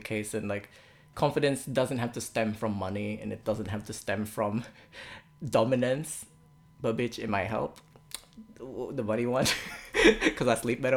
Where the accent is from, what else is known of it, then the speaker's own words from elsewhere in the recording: Philippines; moved away; in my culture as a Filipino